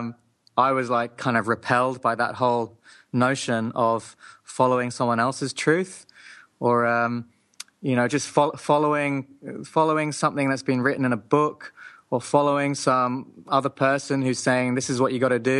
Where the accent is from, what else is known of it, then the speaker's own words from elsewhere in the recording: Hong Kong, then England, United Kingdom; also born or lived in Japan; I grew up in Hong Kong, then England